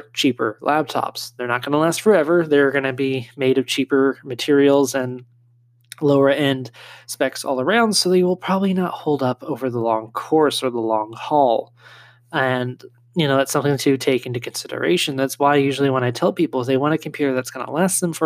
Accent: California, United States; moved away; where I grew up in California

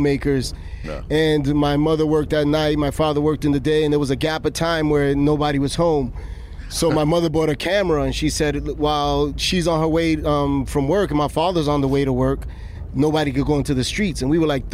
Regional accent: New York City, New York, United States; in my neighborhood, I grew up in Jamaica, Queens

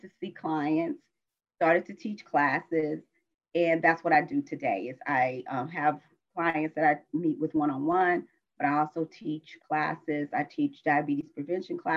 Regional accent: South Carolina, United States; moved away as an adult; also born or lived in Washington, District of Columbia, United States; I was born in South Carolina.

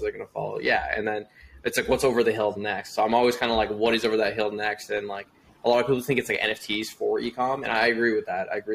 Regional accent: Toronto, Ontario, Canada; born and raised in Toronto, Canada.

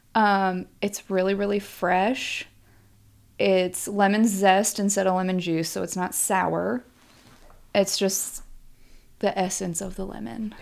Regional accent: Shenandoah Valley, Virginia, United States; moved away; I am from Virginia

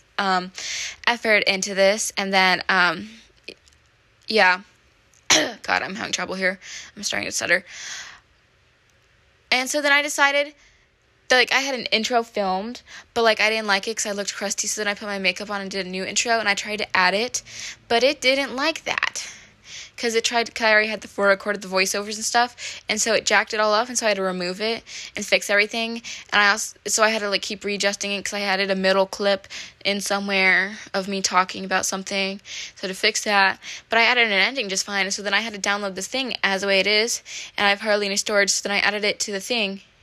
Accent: Midwest, United States; growing up in the Midwest in a small place

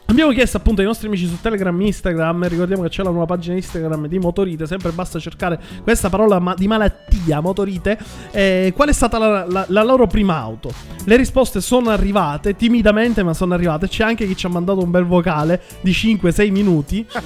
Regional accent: Milan, Lombardy, Italy; Me, ma sono di Milano pure io, Jack, si sente? Si sente tantissimo. Si sente tanto, perché io sono come Abatantuono, il terrungello di Milano.

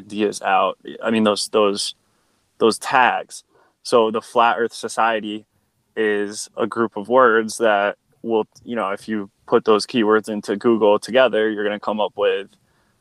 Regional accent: Connecticut, United States; now in Nevada, United States; I'm from Connecticut, which is a state that's to the east of New York in the States of America.

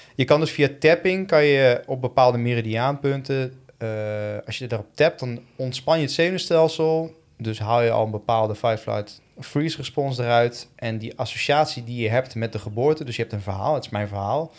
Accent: Tiel, Gelderland, Netherlands; also born or lived in Eindhoven / Woerden; ik ben opgegroeid in, in, eh, in Tiel

